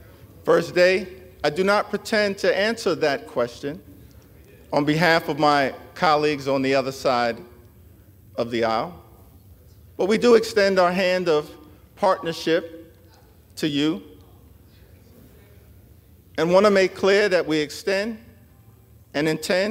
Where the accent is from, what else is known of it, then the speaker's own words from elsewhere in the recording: Brooklyn, New York, United States; I was born in Brooklyn Hospital, raised in a working class neighborhood in Crown Heights, grew up in the Cornerstone Baptist Church